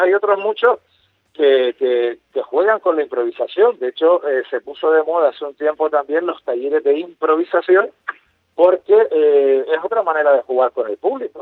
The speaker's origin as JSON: {"language": "Spanish", "region": "Canary Islands", "country": "Spain", "said": "teníamos los complejos los canarios de nuestra manera de hablar"}